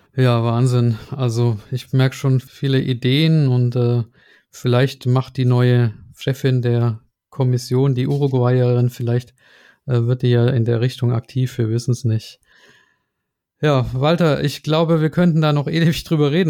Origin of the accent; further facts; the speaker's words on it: Swabia, Baden-Württemberg, Germany; moved away; ins Schwabenland, meine alte Heimat